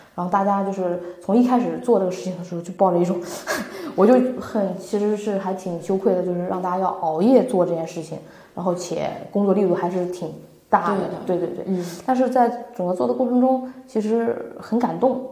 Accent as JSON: {"language": "Chinese", "region": "northern China", "country": "China", "moved": "yes", "lives_now": "Shanghai, China", "said": "我是北方人"}